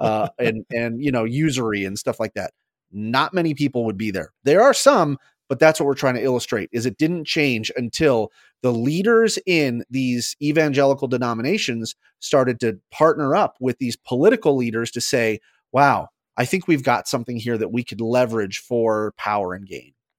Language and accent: English; United States; as an American